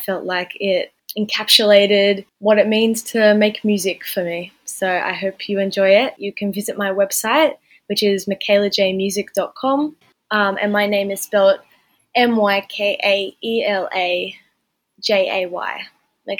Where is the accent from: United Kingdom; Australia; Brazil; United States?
Australia; Eltham, New South Wales; I grew up in Eltham, Northern New South Wales